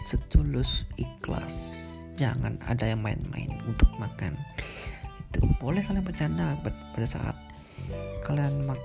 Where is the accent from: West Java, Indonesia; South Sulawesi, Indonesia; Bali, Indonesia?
Bali, Indonesia; sebagai orang Bali itu sangat-sangat welcome kepada stranger atau orang-orang asing yang ingin liburan ke Bali